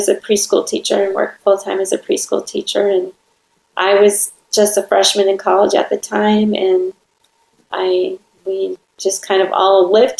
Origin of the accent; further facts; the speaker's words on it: Wisconsin, United States; now in Orange County, California, United States; I'm from Wisconsin